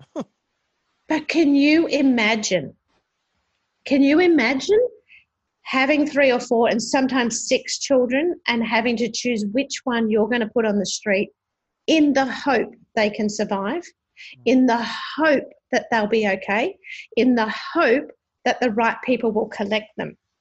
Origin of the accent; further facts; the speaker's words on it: Sunshine Coast, Queensland, Australia; now in Brisbane, Australia; I come from Brisbane uh, at the moment, so I'm here for work but I grew up on the Sunshine Coast